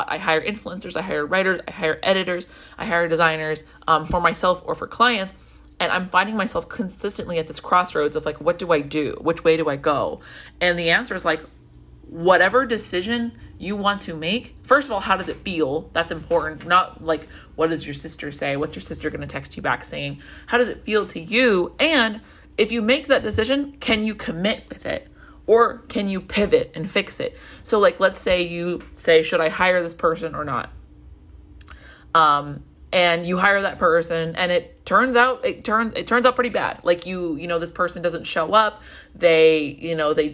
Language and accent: English; Colombia; Um, I grew up in Colombia and I didn't speak Spanish for a really long time.